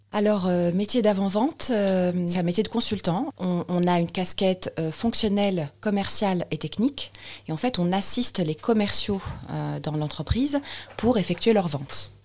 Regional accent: Tunis, Tunis Governorate, Tunisia; moved away as an adult; now in Paris, France; je viens de Tunis. Oui. en fait, je suis, je suis tunisienne naturalisée française.

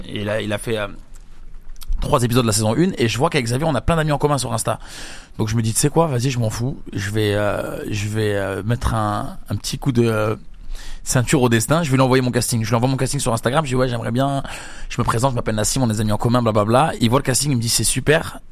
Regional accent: Algeria; je suis pas brésilien, je suis algérien

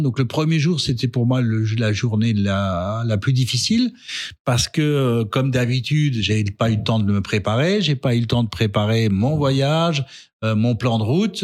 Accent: Alsace, Grand Est, France; also born or lived in Strasbourg; je suis strasbourgeois j'aime Strasbourg j'aime ma culture j'aime mes racines puisque je suis de Athènes et je vais encore régulièrement voir ma mère dans mon village à Athènes

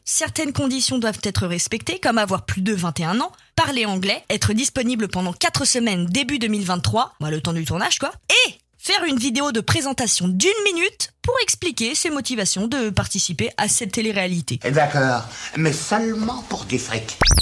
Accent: France; chez nous, en France

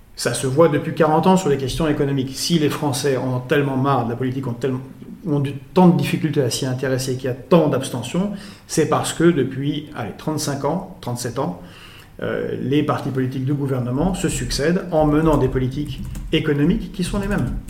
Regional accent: Belgrade, Serbia; now in France; je suis né à Belgrade

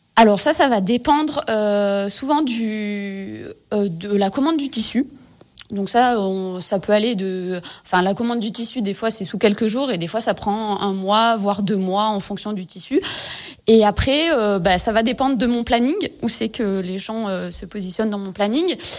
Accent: Gap, Provence-Alpes-Côte d'Azur, France; je suis originaire de Gap, dans les Hautes-Alpes

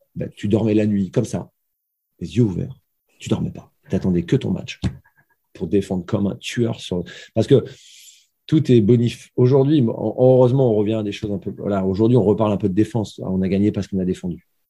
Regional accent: Gravelines, Hauts-de-France, France; moved away; also born or lived in Limoges / Brest; Je suis né à Graveline

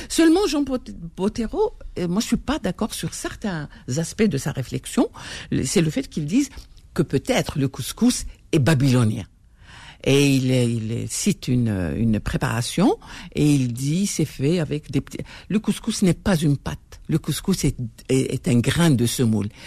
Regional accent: Algeria; Euh, il le faut, Parce qu'on est algérien quand même.

